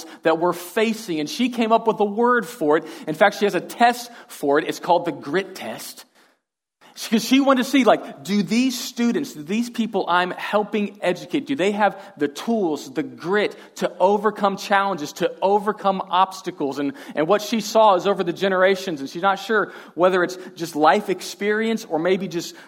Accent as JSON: {"language": "English", "town": "Houston", "region": "Texas", "country": "United States", "said": "I am from Texas. I'm from Houston originally"}